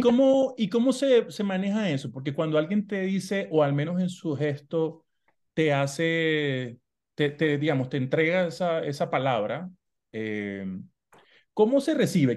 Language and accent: Spanish; Maracaibo, Zulia, Venezuela; de donde yo soy, de Maracaibo, Venezuela